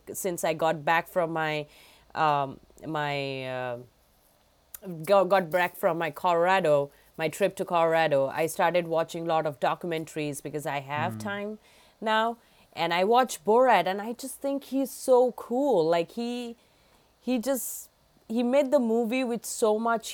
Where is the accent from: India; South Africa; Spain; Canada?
India; now in Massachusetts, United States; I grew up back in India